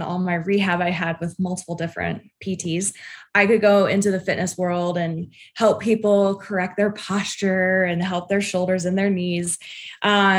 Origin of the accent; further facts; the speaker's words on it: United States; I grew up in Tahoe